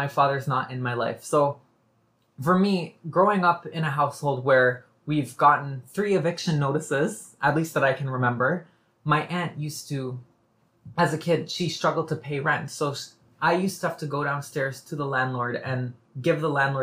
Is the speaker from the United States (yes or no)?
no; Toronto, Ontario, Canada; I was born and raised here. I was born in Scarborough, actually. And I'd like to point out, I came from Malvern, so a low-income neighborhood in Scarborough. And I grew up there.